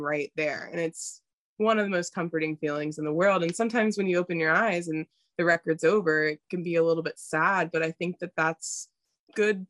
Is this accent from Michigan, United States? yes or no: no; North Carolina, United States; moved away as an adult; also born or lived in Ohio; I grew up in North Carolina. So I had 18 years growing up with my dad's family. And then when I moved to Ohio